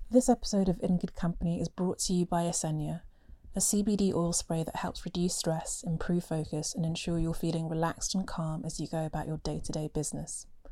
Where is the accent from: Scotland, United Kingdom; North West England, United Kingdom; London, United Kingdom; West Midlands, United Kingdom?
London, United Kingdom; also born or lived in Nigeria; I was born in Nigeria and moved to London when I was young.